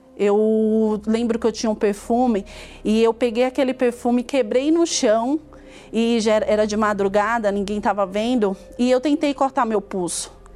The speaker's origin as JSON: {"language": "Portuguese", "region": "interior of Alagoas", "country": "Brazil", "tie": "born or raised there", "said": "eu nasci em Alagoas, no interior de Alagoas, onde eu fui criada pelos meus avós"}